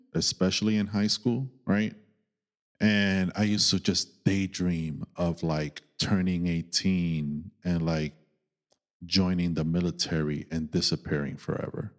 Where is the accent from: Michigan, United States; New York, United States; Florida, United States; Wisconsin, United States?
New York, United States; New York City; growing up in New York